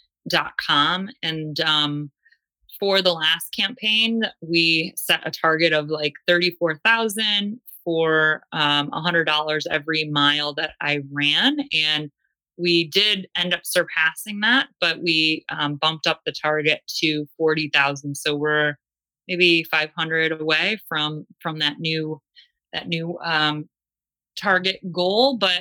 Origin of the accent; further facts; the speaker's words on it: Great Lakes, United States; And I'm born and raised on the Great Lakes, so water was something I always took for granted.